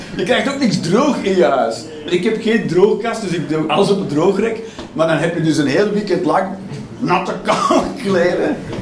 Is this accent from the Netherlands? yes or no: no; Belgium; ik ben een Belg